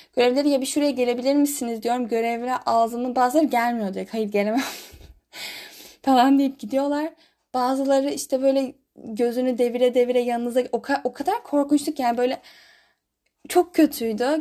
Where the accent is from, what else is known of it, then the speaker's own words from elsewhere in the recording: Istanbul, Turkey; first language Turkish; moved away as an adult; now in Germany; ben bir de İstanbul'da doğup büyüdüm.